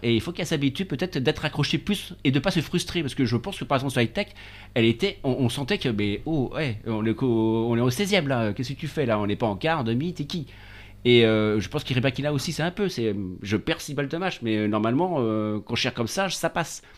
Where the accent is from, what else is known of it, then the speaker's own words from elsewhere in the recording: France; on est des Français